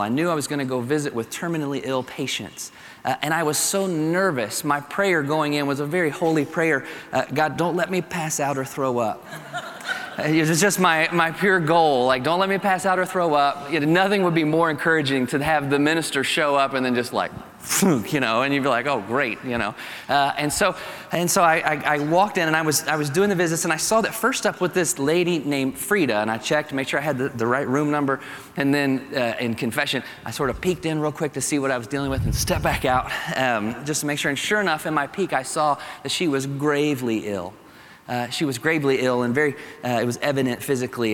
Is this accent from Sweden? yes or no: no; Kentucky, United States; accent: Kentucky; my Kentucky accent